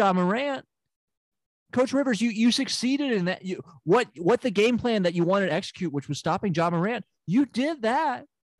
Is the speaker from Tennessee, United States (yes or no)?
yes; Memphis, Tennessee, United States; I'm from Memphis. Why is that surprising?